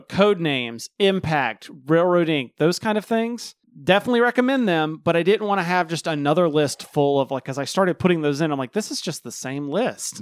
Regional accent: the South, United States; I was born and raised in the South

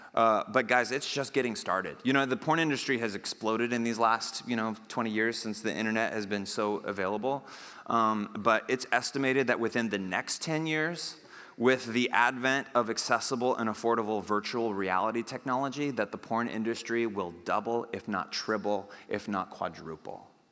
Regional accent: United States; I'm an American

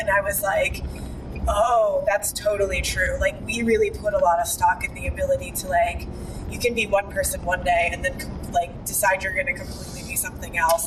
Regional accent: United States; moved away as an adult; also born or lived in Indonesia; now in Bali, Indonesia; I'm still American

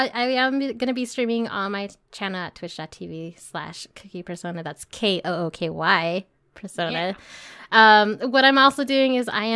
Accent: California, United States; I'm from California

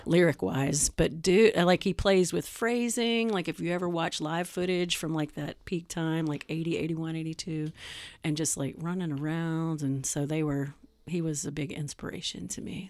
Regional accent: Atlanta, Georgia, United States; also born or lived in Chicago, Illinois; now in Wisconsin, United States; I'm from Atlanta

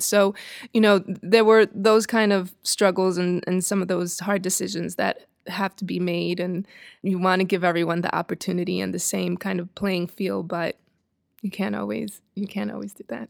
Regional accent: New York City, New York, United States; moved away as an adult; also born or lived in Dominican Republic; now in Los Angeles, United States; Born in New York, raised between Dominican Republic and New York City, and came here about thirteen years ago

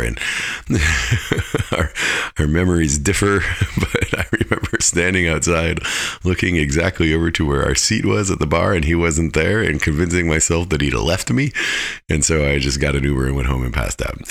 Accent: Fairbanks, Alaska, United States; I'm from Fairbanks

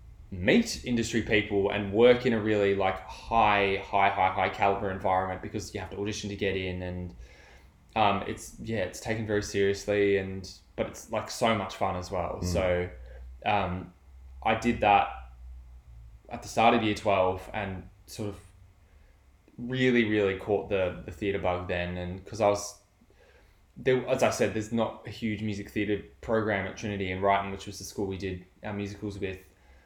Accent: Melbourne, Victoria, Australia; I'm from Melbourne

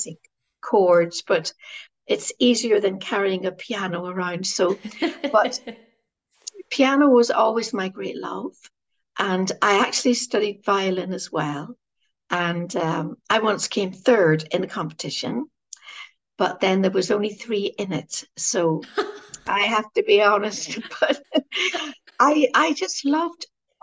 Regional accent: Derry, Northern Ireland, United Kingdom; I was raised in a Catholic family who prayed the rosary who went to Mass. And in a Catholic community in Northern Ireland, in the city of Derry

